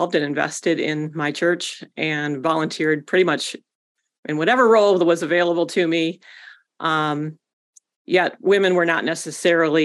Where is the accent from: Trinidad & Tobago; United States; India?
United States; West Michigan; I grew up in West Michigan